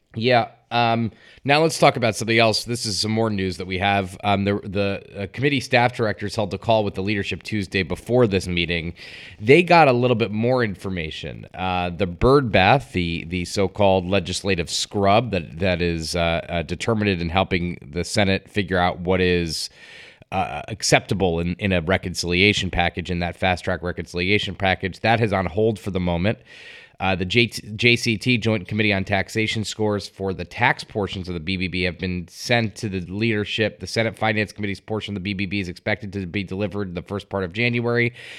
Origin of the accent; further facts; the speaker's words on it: Connecticut, United States; based in my home state of Connecticut